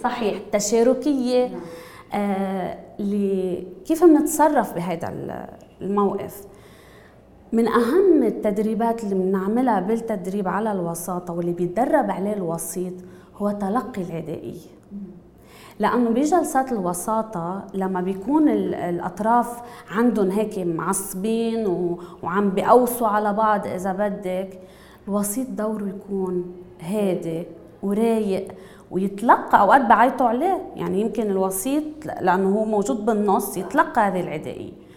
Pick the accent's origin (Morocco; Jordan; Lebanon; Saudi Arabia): Lebanon; نحن كلبنانيه